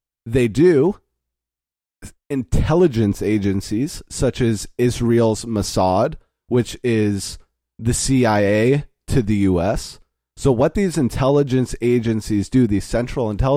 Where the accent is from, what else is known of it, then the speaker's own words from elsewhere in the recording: Canada; we are Canadian citizens